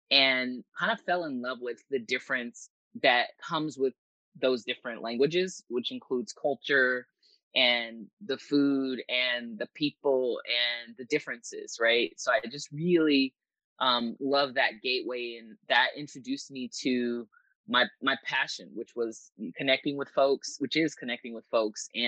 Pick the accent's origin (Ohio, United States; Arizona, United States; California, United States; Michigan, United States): California, United States; Los Angeles; I grew up in Southern California in LA, and I had neighbors who spoke Spanish, Armenian, Farsi, Samoan. Um, my dad is from Western Samoa